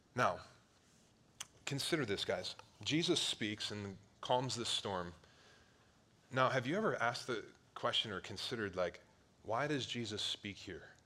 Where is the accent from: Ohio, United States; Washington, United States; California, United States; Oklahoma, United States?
Ohio, United States; Cleveland; I grew up on Lake Erie, one of the Great Lakes in Ohio, right by Cleveland